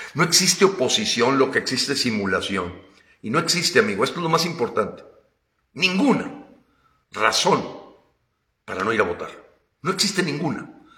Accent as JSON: {"language": "Spanish", "country": "Mexico"}